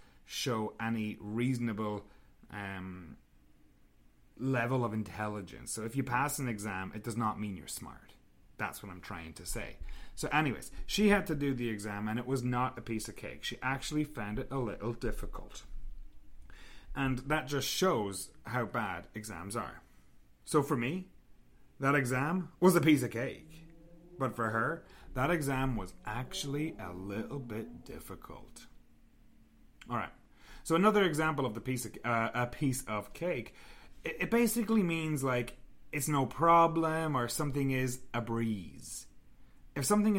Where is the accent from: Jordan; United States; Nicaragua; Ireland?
Ireland; moved away as an adult; now in Canada; we are both from Ireland